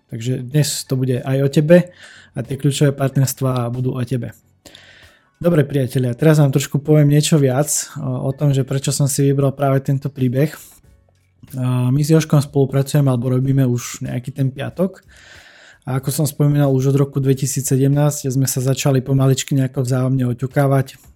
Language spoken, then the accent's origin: Slovak; Humenné, Prešov Region, Slovakia; u nás v Humenom